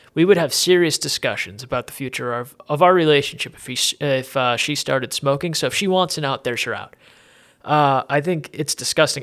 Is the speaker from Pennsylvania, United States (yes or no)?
yes; Erie, Pennsylvania, United States; growing up in Erie